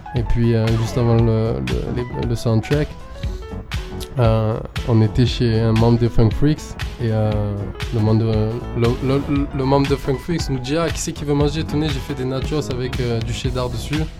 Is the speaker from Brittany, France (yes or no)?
no; Marseille, Provence-Alpes-Côte d'Azur, France; je viens d'ici, je suis un français, je suis de Marseille